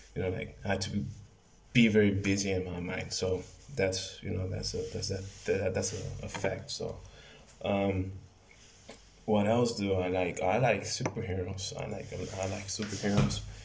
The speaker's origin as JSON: {"language": "English", "town": "Mexicali", "region": "Baja California", "country": "Mexico", "said": "I'm from Mexicali, California. And I live in, in right here in Mexicali, in Mexico"}